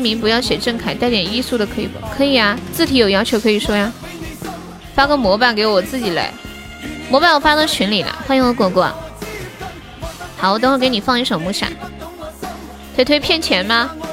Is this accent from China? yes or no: yes; Nanchong, Sichuan, China; 四川南充的